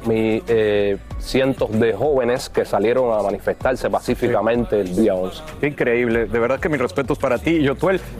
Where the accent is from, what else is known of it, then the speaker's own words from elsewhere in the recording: Havana, Cuba; yo vengo de La Habana Vieja y vengo de un solar, que son barrios marginales y todo el que me conoce ahí de barrio sabe cómo soy yo de corazón